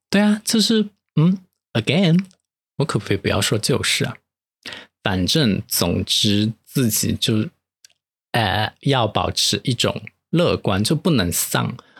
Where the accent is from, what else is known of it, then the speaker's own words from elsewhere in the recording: Chengdu, Sichuan, China; accent: Chengdu dialect; moved away; 我就可以回成都再逛一下了